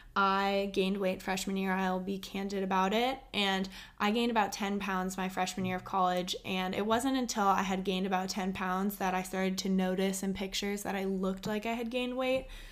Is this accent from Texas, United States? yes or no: yes; Austin, Texas, United States; I was born and raised in Austin, Texas